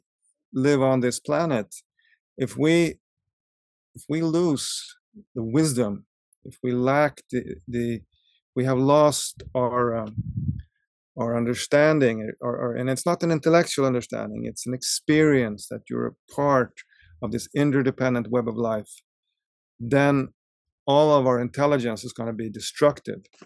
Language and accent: English; Stockholm, Stockholm County, Sweden; moved away as an adult; also born or lived in Russia; I grew up in Stockholm